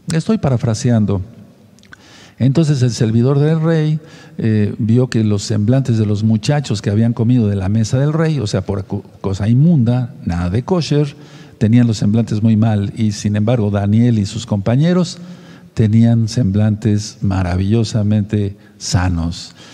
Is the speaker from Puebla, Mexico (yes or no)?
yes; Tehuacán, Puebla, Mexico; de Tehuacán, Puebla, México